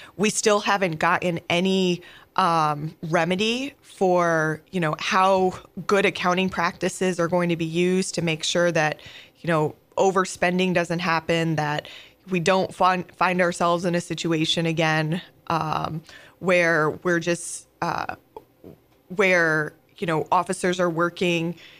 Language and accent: English; Oneonta, New York, United States; moved away as an adult; also born or lived in Pennsylvania; now in St. Louis, United States; I grew up in a small town, um, in upstate New Yal-, New York called, uh, Oneonta.